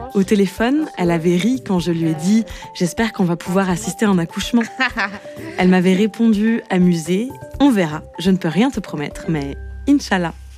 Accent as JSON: {"language": "French", "town": "Kpalimé", "region": "Plateaux", "country": "Togo", "tie": "born or raised there", "also_born_or_lived": "Lomé", "moved": "as an adult", "lives_now": "Gando, Togo", "said": "j'ai vécu à Palimé"}